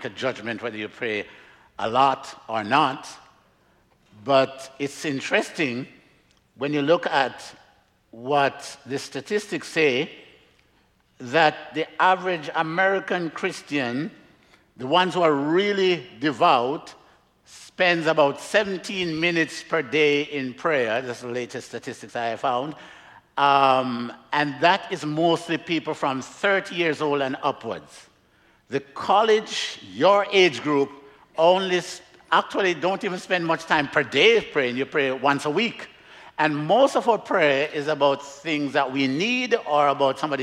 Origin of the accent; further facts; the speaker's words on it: Jamaica; now in Miami, United States; I'm from Jamaica, originally. I live in Miami